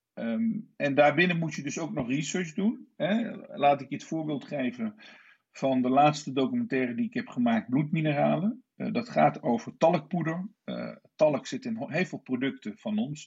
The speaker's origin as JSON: {"language": "Dutch", "town": "Nijmegen", "region": "Gelderland", "country": "Netherlands", "tie": "born or raised there", "also_born_or_lived": "Istanbul / London", "said": "ik ben eh, geboren en getogen in Nijmegen"}